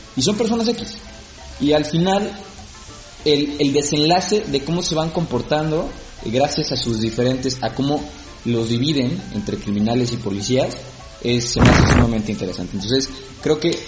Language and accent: Spanish; Mexico; como mexicanos